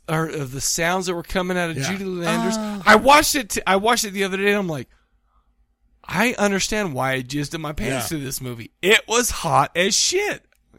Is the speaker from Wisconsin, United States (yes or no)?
no; Farmington, Utah, United States; growing up in Farmington, Utah